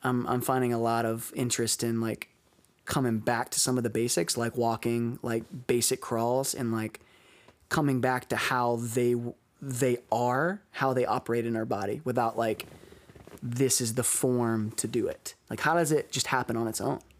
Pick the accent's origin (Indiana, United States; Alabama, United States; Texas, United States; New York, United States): Alabama, United States; now in Baltimore, United States; back in my hometown